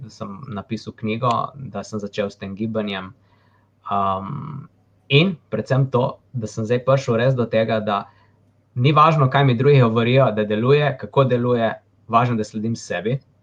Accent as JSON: {"language": "Slovenian", "country": "Slovenia", "tie": "born or raised there", "said": "sem se rodil v Sloveniji"}